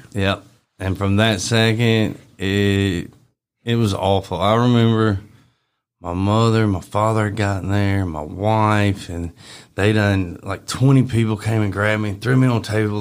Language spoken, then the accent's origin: English; Bartlett, Tennessee, United States; also born or lived in Arlington, Tennessee; I grew up in Bartlett. I was always in Bartlett